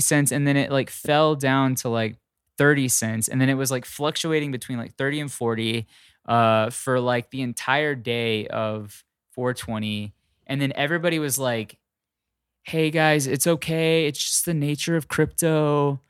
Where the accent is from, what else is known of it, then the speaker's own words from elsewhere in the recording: Texas, United States; now in California, United States; I am from Texas, and I do miss a flour tortilla living in, um, living in California.